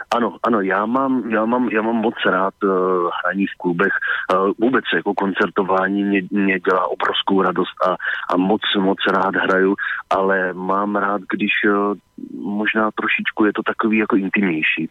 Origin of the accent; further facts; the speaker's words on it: Blansko, South Moravian Region, Czechia; now in Prague, Czechia; s kterým jsem vyrůstal a oba dva jsme vlastně původně z Banska a odstěhovali jsme se potom e, do Prahy